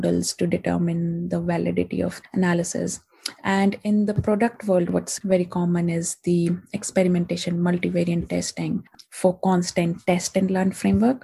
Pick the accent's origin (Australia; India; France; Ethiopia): India; moved away as an adult; now in London, United Kingdom; I'm from India and I came to London about 6 years back